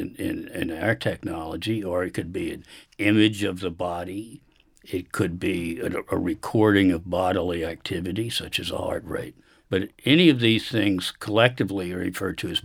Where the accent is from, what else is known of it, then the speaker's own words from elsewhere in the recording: Richmond, Virginia, United States; I grew up in Richmond, Virginia